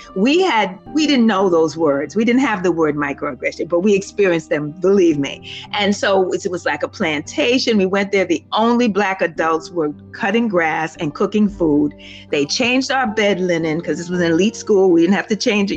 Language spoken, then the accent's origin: English; New York City, New York, United States; I was born and raised in Harlem